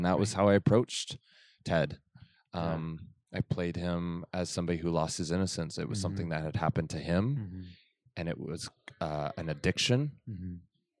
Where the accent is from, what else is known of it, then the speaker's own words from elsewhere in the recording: Farmington, New Mexico, United States; moved away; I grew up in Farmington, New Mexico. Uh-huh. It's a border town next to the Navajo Reservation.